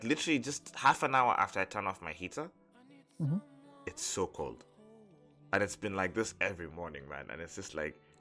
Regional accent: Mombasa, Mombasa County, Kenya; moved away; I was born in a beach environment. I was born in Mombasa.

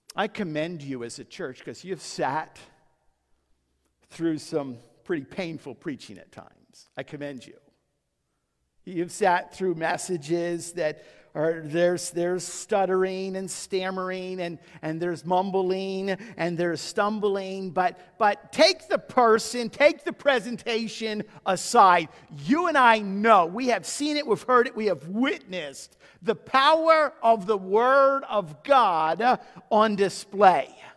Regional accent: United States; you and I have been blessed to be raised in a country that has been founded upon Judeo-Christian principles

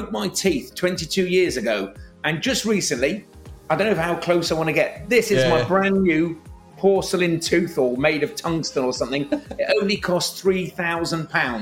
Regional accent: London, United Kingdom; moved away as an adult; now in Liverpool, United Kingdom; I'm from London originally, but I came as an economic refugee, and I've never left

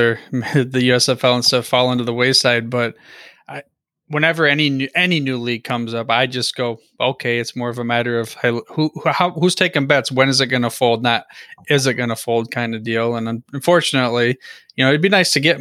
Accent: Michigan, United States; my hometown, 1983 Michigan Panthers

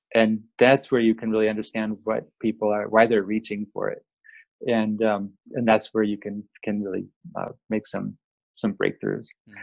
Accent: Seattle, Washington, United States; I grew up in Seattle, Washington

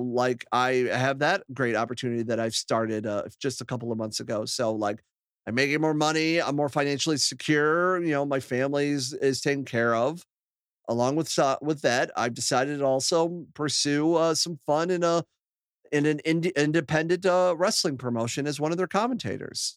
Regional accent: Akron, Ohio, United States; moved away as an adult; now in Toledo, United States; I moved from my hometown of Akron to, uh, Toledo, Ohio

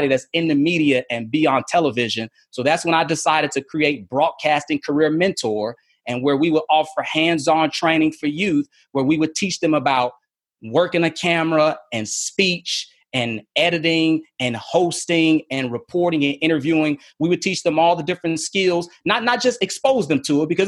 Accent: Chicago, Illinois, United States; moved away as an adult; also born or lived in Philadelphia, Pennsylvania / San Angelo, Texas / Mobile / Lynchburg; I was in Chicago, as I mentioned, my hometown.

